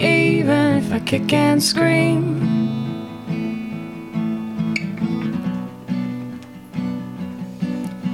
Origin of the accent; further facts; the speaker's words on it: Cheney, Washington, United States; moved away as an adult; also born or lived in Tacoma, Washington; now in Seattle, United States; I was raised over in Eastern Washington